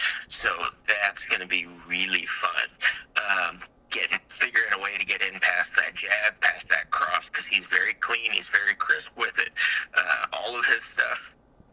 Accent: Midwest, United States; I'm from the Midwest. We're not exactly the richest people

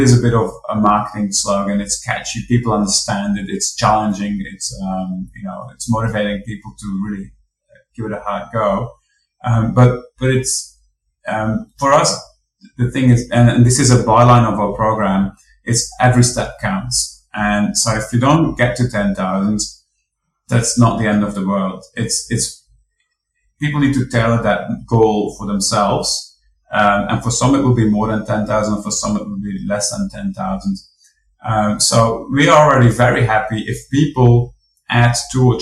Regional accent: Belgium; now in Australia; I am from Belgium

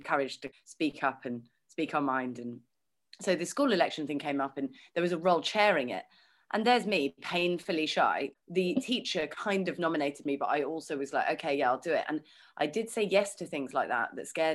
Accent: London, United Kingdom; I was born in London and I've got two younger brothers

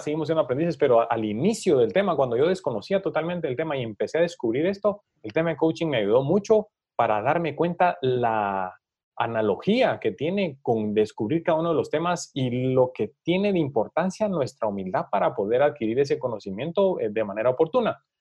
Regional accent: Guatemala; para nosotros como guatemaltecos

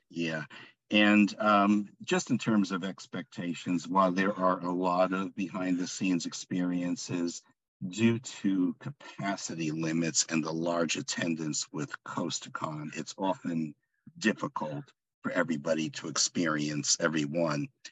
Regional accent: Long Island, New York, United States; now in Laguna Hills, United States; I'm originally from Long Island, New York oh. and currently reside in Southern California, Laguna Hills

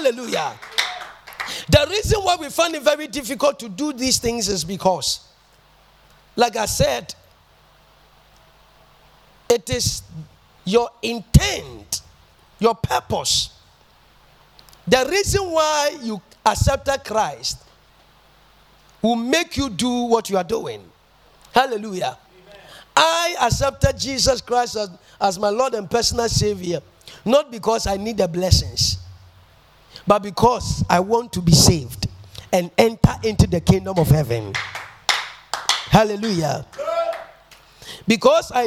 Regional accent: Ghana; I'm a Ghanaian and I live in Ghana

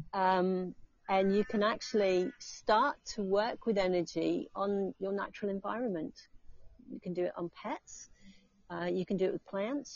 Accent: England, United Kingdom; now in Australia; I'm going back to England.

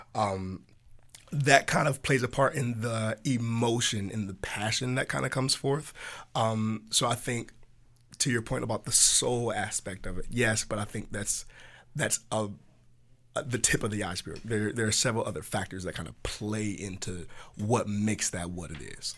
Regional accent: Hampton, Virginia, United States; now in Richmond, United States; in our hometown back in Tidewater. So he's from Chesapeake, and I'm from Hampton.

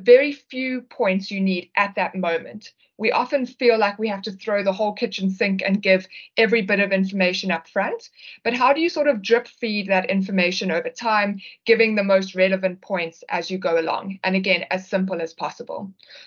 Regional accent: South Africa; we're from South Africa

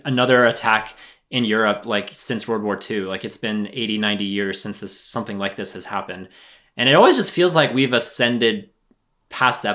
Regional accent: United States; as an American

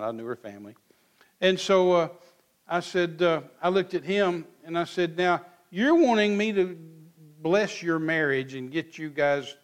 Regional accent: Midland, Texas, United States; I was raised out here in Midland, Texas

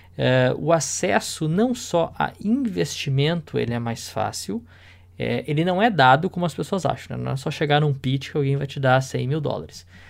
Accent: Porto Alegre, Rio Grande do Sul, Brazil; now in London, United Kingdom; eu sou de Porto Alegre, né, do Rio Grande do Sul

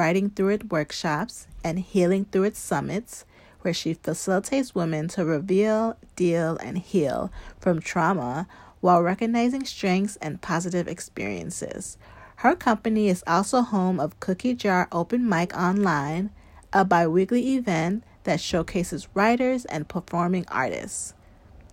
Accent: Chicago, Illinois, United States; I come from Ghanaian parents and grew up in the suburbs of Chicago

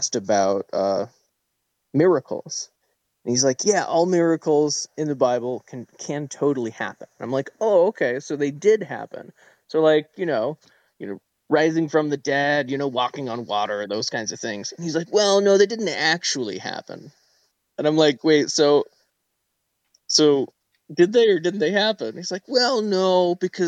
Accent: Florida, United States; now in Washington, United States; I was born and raised in Florida.

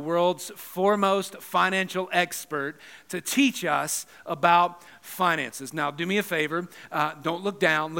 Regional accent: Atlanta, Georgia, United States; now in Burbank, United States; I'm also from Atlanta

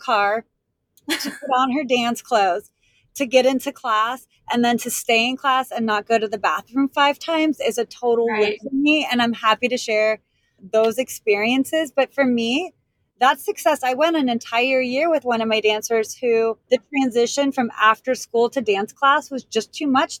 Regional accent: Pittsburgh, Pennsylvania, United States; also born or lived in Washington, D.C.; now in Savannah, United States; I was born and raised in Pittsburgh, and that's where I danced.

